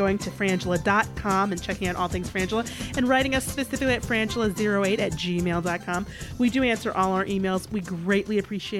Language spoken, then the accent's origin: English; Detroit, Michigan, United States; my fellow so Detroiter